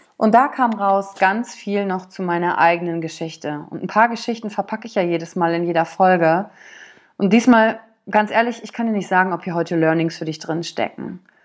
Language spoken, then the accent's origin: German; Wülfrath, North Rhine-Westphalia, Germany; also born or lived in Shanghai; aufgewachsen bin ich in Wülfrath